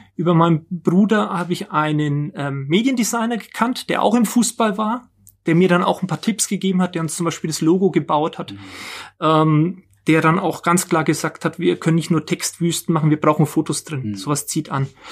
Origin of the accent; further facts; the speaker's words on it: Nuremberg, Bavaria, Germany; ich bin, bin gebürtiger Nürnberger, hab hier, war hier in der Schule, habe hier studiert